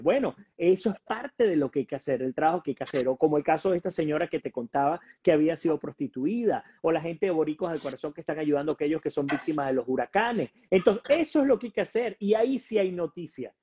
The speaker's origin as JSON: {"language": "Spanish", "country": "Venezuela", "moved": "yes", "lives_now": "United States"}